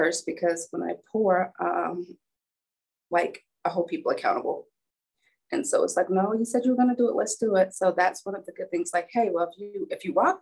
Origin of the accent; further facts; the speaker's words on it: Alabama, United States; I'm from Alabama, so I'm, like, a Southern girl